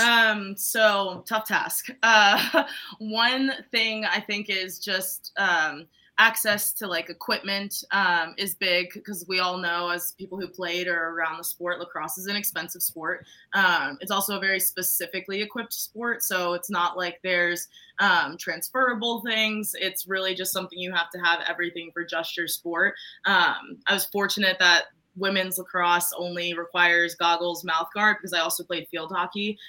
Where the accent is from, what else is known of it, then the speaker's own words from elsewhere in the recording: Maryland, United States; I grew up in Maryland